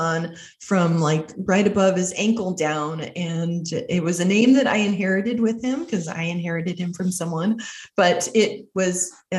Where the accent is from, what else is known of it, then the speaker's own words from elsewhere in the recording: Arizona, United States; I'm from Arizona.